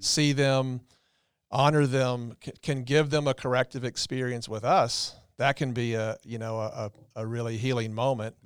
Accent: the South, Southern United States, United States; small town, uh, Southern guys, but, you know, in my hometown

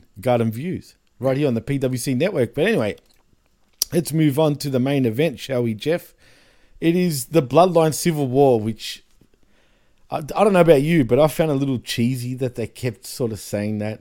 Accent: Melbourne, Victoria, Australia; I was born in Melbourne

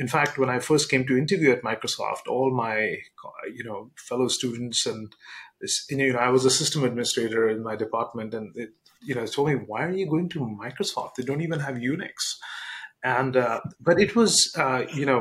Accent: India; moved away as an adult; now in United States; I grew up in India. I got my undergraduate degree in computer engineering in India.

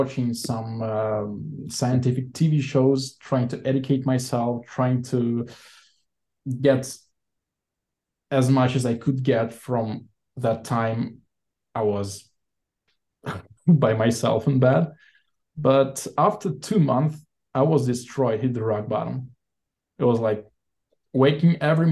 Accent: Saint Petersburg, Russia; moved away as an adult; also born or lived in Sweden; now in Israel; Born and raised in St. Petersburg, Russia, back in 1988.

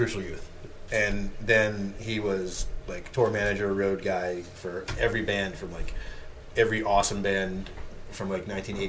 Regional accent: Maine, United States; I sound like I'm from Maine again.

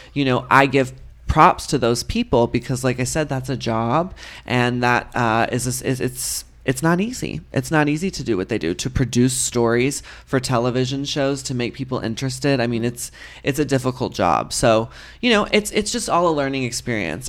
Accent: Texas, United States; moved away; I grew up in Texas

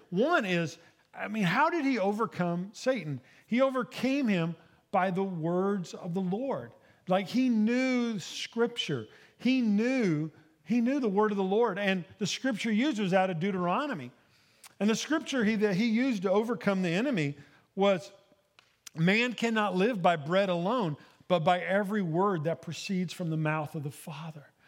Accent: Ada, Oklahoma, United States; moved away; I grew up in Ada, Oklahoma

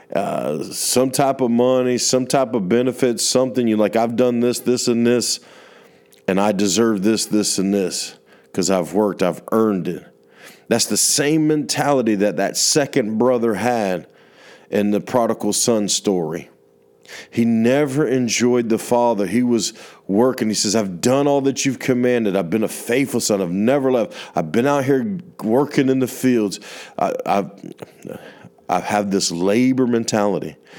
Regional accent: United States; from my worldview as a American

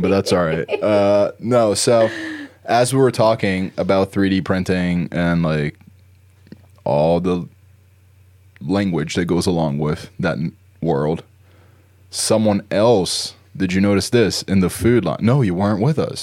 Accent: New Jersey, United States; moved away; where I grew up in Jersey.

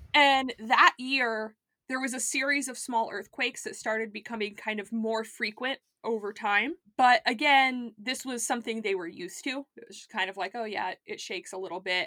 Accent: South Florida, United States; I grew up in South Florida

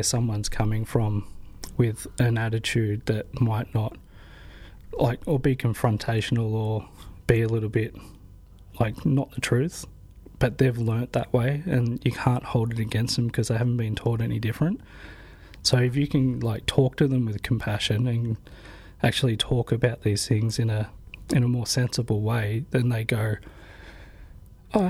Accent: Torquay, Victoria, Australia; also born or lived in Newcastle, New South Wales (Worimi Country) / Sydney; growing up in Torquay

